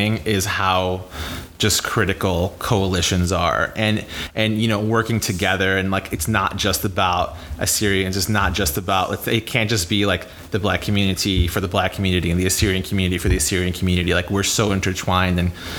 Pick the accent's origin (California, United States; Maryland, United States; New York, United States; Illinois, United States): Illinois, United States; Chicago; moved away as an adult; also born or lived in Skokie, Illinois; now in Washington, D.C., United States; So I was born and raised in Illinois. I was born in Chicago, lived in Skokie, and then during college and undergrad, I lived back in the city. So Illinois, Chicago kind of area, most of my adult life.